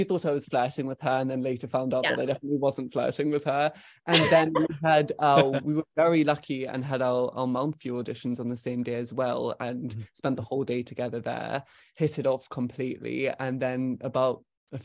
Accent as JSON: {"language": "English", "town": "Cape Town", "region": "Western Cape", "country": "South Africa", "tie": "born or raised there", "moved": "yes", "lives_now": "London, United Kingdom", "said": "I grew up in Cape Town in South Africa."}